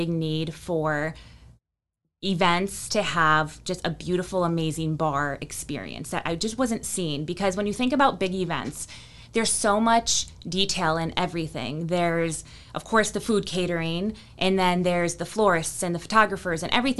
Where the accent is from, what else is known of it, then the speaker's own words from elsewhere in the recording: Buffalo, New York, United States; moved away as an adult; also born or lived in Colorado; now in Winston-Salem, United States; I grew up in Buffalo, New York